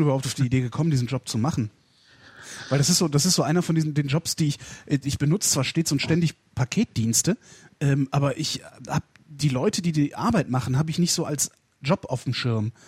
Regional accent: North Rhine-Westphalia, Germany; aus Nordrhein-Westfalen, wo ich herkomme

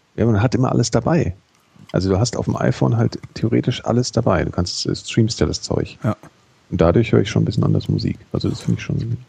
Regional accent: Frankfurt, Hesse, Germany; ich habe sehr viel Basketball gespielt früher als Jugendlicher in Frankfurt

